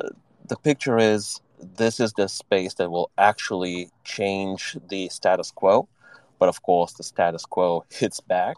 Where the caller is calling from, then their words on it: Vilnius, Vilnius County, Lithuania; So currently dialing in from cloudy Vilnius, Lithuania.